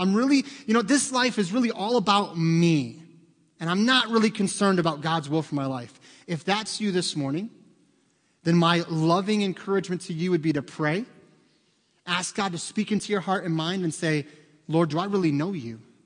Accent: United States; as an American

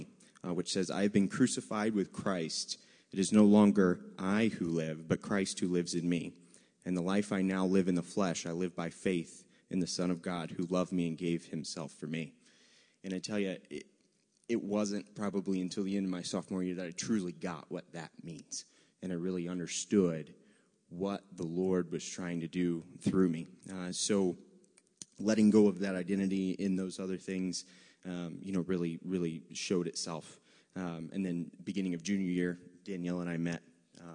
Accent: Virginia, United States; I say y'all because I'm from Virginia

